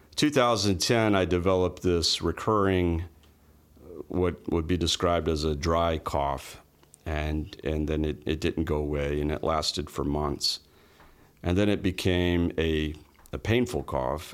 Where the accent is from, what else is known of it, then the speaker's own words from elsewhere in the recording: Orlando, Florida, United States; also born or lived in Winter Park, Florida / Altamonte Springs, Florida / Palm Bay, Florida / Jacksonville, Florida; I was born in Orlando, grew up, uh, early part of my life there, and, uh, Winter Park area, and then Altamont Springs, and then, uh, moved to Palm Bay when I was thirteen